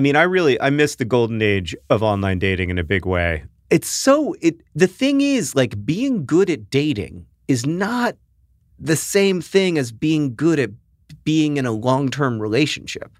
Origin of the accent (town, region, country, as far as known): United States; accent: American